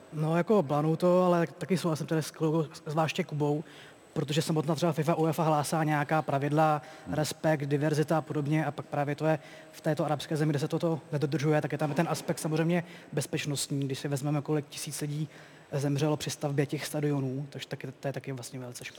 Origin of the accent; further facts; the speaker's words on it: West Bohemia, Czechia; já jsem jako geograficky ze Záporočech